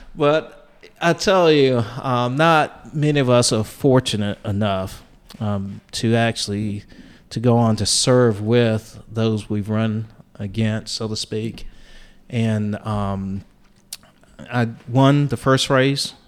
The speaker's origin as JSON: {"language": "English", "region": "Eastern North Carolina", "country": "United States", "tie": "born or raised there", "said": "growing up in Eastern North Carolina"}